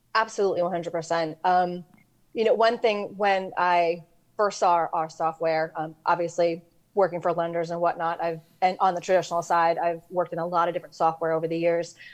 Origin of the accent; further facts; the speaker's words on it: New York, United States; I'm from New York